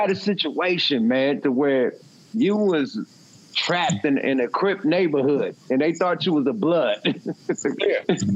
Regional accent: the Bay Area, California, United States; we niggas from the Bay

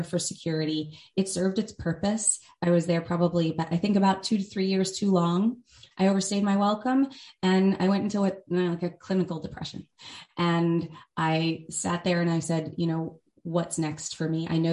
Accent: United States; I grew up outside of New York City

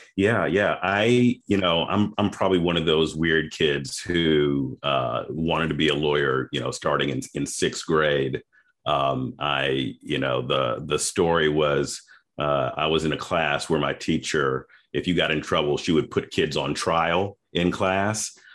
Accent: Memphis, Tennessee, United States; also born or lived in Boston, Massachusetts; now in Atlanta, United States; I'm originally from Memphis, Tennessee

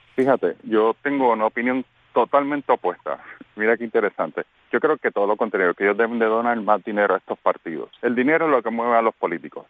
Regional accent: Puerto Rico; now in Florida, United States; como buen puertorriqueño

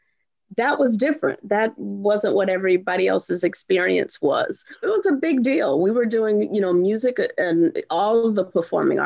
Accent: Houston, Texas, United States; moved away; Houston, born and raised

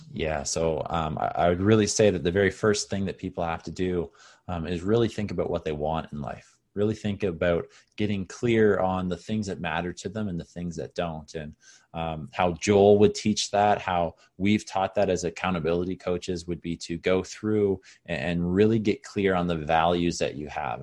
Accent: Canada; also born or lived in Caribbean; Oh, I'm back in my hometown

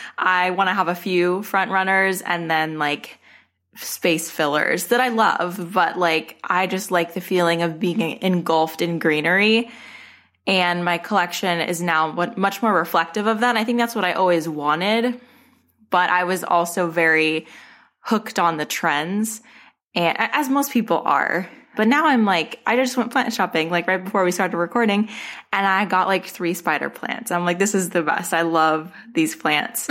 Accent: Arizona, United States; moved away; I'm from Arizona. My, my collection started in Arizona

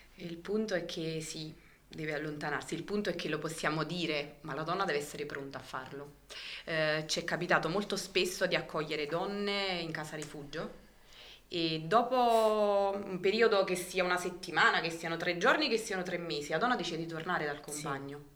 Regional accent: Alife, Campania, Italy; sono di Alife

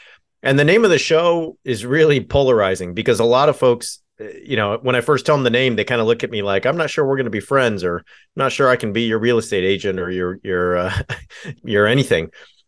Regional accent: California, United States; I grew up in Southern California in the same town. I'm born in the same town as Richard Nixon.

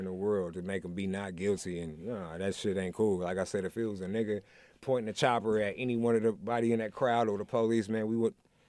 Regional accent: Milwaukee, Wisconsin, United States; moved away; I'm born and raised in Milwaukee, right?

